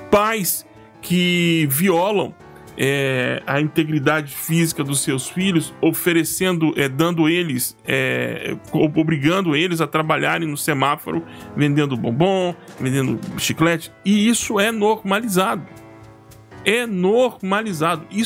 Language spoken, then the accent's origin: Portuguese; Goiás, Brazil; now in São Paulo, Brazil; Eu, moro, eu sou goiano, do pé rachado, né? graças a Deus, torcedor do Vila Nova. Vila! E em 2016, janeiro de 2016, nós mudamos para Goi... São Paulo, uma cidade enorme.